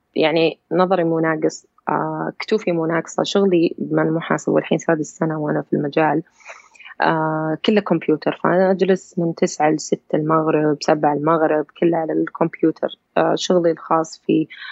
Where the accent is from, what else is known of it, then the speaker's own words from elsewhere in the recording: Saudi Arabia; أنا من سعودية